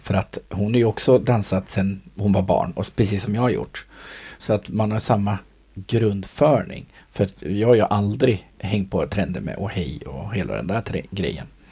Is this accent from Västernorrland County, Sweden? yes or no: yes; Sundsvall, Västernorrland County, Sweden; jag är ju från Sundsvall